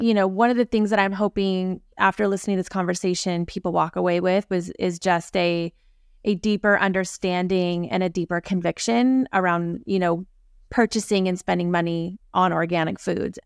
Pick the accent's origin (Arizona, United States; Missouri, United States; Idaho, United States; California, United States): California, United States; Aptos; I grew up in, in Aptos